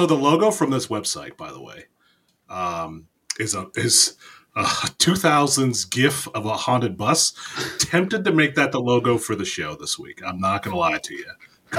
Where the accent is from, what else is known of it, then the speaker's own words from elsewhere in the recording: Youngstown, Ohio, United States; also born or lived in Columbus, Ohio; now in Canton, United States; I'm from Youngstown.